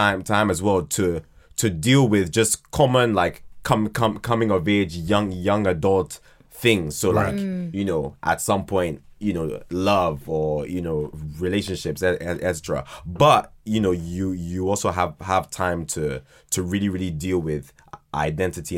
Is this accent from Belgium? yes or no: no; Ghana; also born or lived in Croydon, London, United Kingdom; now in United Kingdom; at the age of two, went to Ghana and then was like raised there